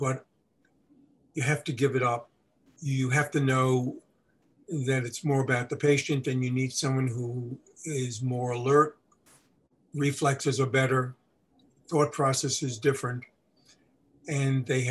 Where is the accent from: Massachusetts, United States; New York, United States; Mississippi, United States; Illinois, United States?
New York, United States; moved away; also born or lived in Milwaukee; I grew up in New York and Brooklyn, there were no horses